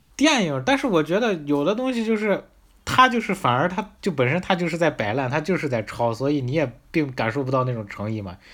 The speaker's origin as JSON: {"language": "Chinese", "region": "northern China", "country": "China", "accent": "northern", "said": "咱们这北方口音"}